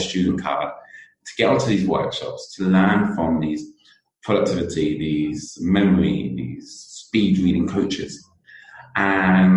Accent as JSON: {"language": "English", "country": "United Kingdom", "accent": "British", "said": "you can definitely tell I'm British with my accent"}